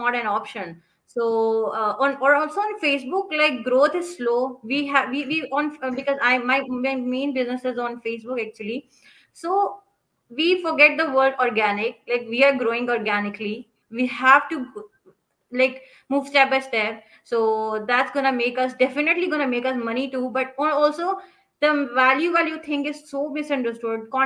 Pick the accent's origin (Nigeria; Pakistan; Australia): Pakistan; I am from Pakistan